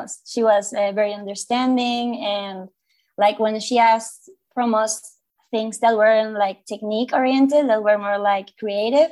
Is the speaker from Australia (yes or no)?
no; Mérida, Yucatán, Mexico; I'm from Mexico, from Merida, Yucatan